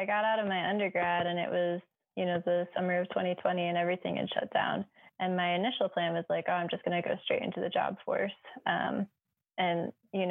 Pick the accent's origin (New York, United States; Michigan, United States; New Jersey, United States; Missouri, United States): Missouri, United States; Ozark Mountains, southern; moved away; I grew up in the south of Missouri, southern Missouri, kind of in the Ozark Mountains